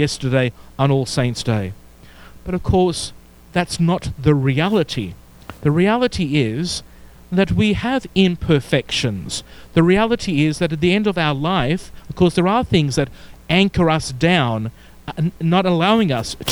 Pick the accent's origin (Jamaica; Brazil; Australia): Australia; Melbourne, Victoria; accent: Australian; moved away; pastor of a wonderful church and community in Melbourne, Victoria, Australia, as you can tell by my accent